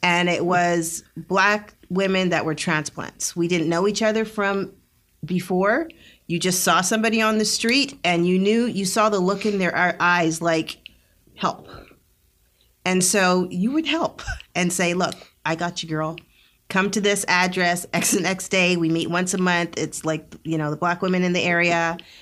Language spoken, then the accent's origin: English; Northern Alberta, Canada; moved away as an adult; also born or lived in Jamaica (ancestry); now in Rio Grande Valley, Texas, United States; I grew up in Northern Alberta